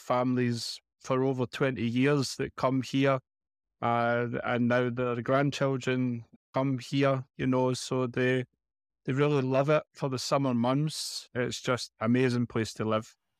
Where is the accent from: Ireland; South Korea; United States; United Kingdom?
United Kingdom; Glasgow, Scotland; moved away as an adult; now in Benalmádena, Spain; as you know from the accent, I'm from Scotland, in Glasgow.